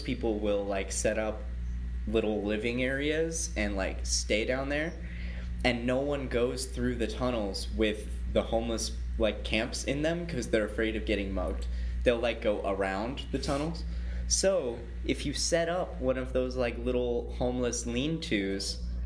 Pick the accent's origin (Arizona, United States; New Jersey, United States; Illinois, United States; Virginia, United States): Illinois, United States; moved away; where I grew up in Illinois